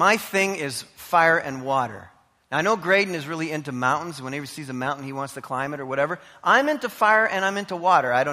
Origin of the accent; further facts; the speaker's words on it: Canada; I'm a Canadian